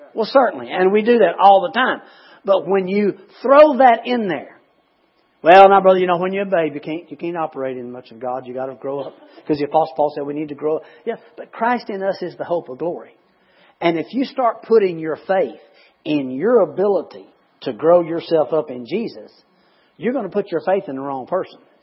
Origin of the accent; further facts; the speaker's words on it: United States; I'm an American